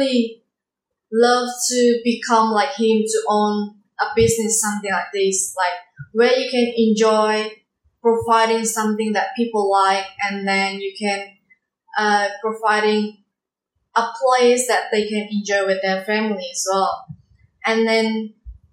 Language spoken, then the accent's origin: English; Indonesia; English is a second language; moved away; I come from Indonesia